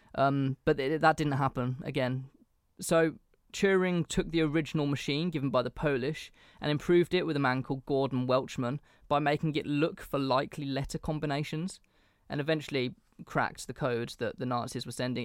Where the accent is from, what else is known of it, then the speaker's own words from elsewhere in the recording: England, United Kingdom; as an Englishman